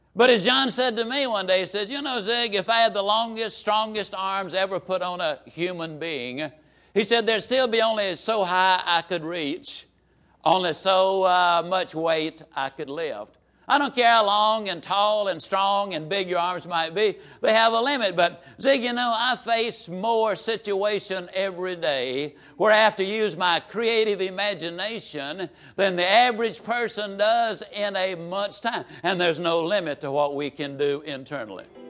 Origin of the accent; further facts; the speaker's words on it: Yazoo City, Mississippi, United States; small Mississippi town